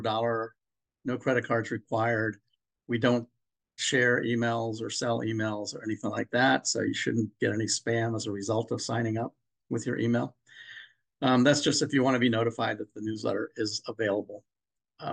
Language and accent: English; Maryland, United States; I'm from Maryland